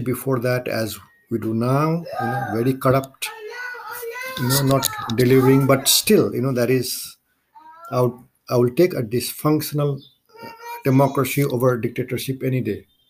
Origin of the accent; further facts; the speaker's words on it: Kathmandu, Nepal; moved away as an adult; also born or lived in India; now in United States; my native country, Nepal, where I grew up, I was born in India. I grew up in Nepal. I went to high school in Kathmandu